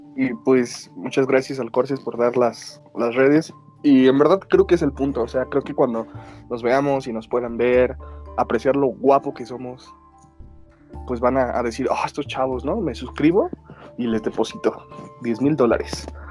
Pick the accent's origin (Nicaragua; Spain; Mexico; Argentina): Mexico; nuestra antigüedad como mexicanos